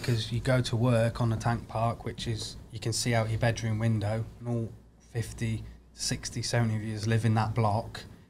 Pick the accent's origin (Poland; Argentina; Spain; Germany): Germany; also born or lived in England; But yeah, so I grew up in Germany and then went back to England, did all this army stuff, and then ended up typical, getting posted back.